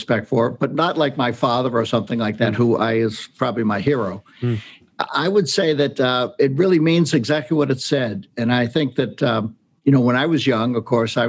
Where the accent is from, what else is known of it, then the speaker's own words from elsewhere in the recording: New Hampshire, United States; I grew up in New Hampshire in an Irish Catholic family.